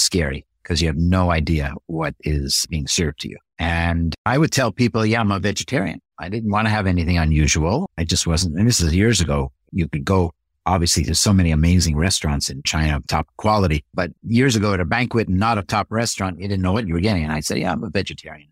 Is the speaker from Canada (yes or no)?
yes; Canada; I'm a Canadian from birth.